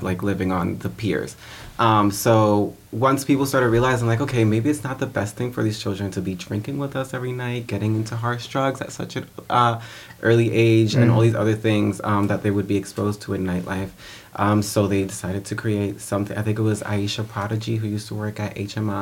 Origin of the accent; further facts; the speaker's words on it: New York City, New York, United States; I grew up in the Bronx